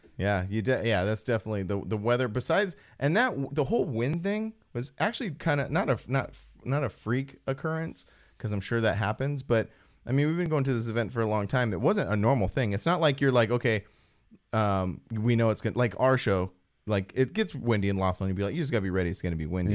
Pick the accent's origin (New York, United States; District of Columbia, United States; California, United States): California, United States; Apple Valley; I'm from Apple Valley